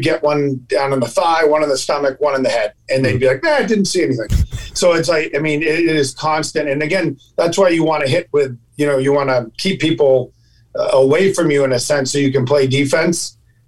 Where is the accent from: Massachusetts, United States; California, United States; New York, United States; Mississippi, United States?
Massachusetts, United States; Dedham; In Dedham, Massachusetts.